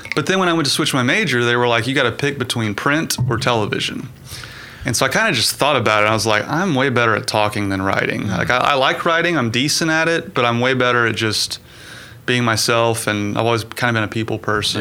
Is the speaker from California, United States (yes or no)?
no; Edmond, Oklahoma, United States; I'm basically born and raised in Edmond.